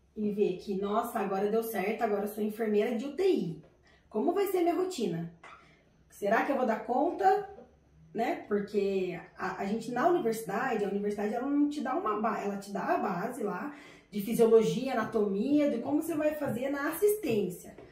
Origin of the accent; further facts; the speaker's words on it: Taubaté, São Paulo, Brazil; Eu sou de Taubaté